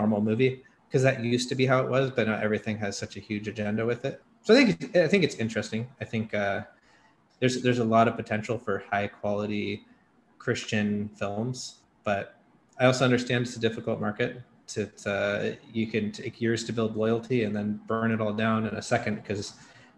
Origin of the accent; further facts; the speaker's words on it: Seattle, Washington, United States; I'm from Seattle